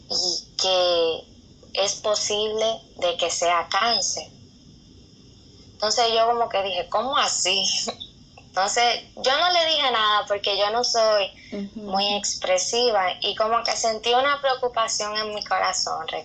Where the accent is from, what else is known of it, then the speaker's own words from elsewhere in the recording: San Pedro de Macorís, Dominican Republic; soy dominicana. eh, en la provincia de San Pedro de Macorís. Y nada, soy hija de Dios